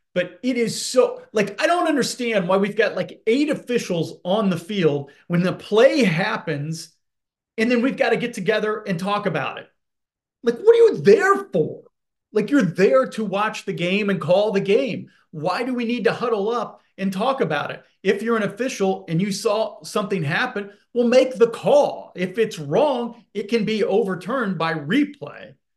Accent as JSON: {"language": "English", "town": "Indianapolis", "region": "Indiana", "country": "United States", "tie": "born or raised there", "said": "Growing up in Indianapolis"}